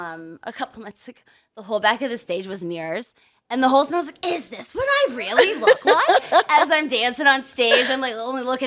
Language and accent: English; San Diego, California, United States; now in Pittsburgh, United States; I grew up in San Diego.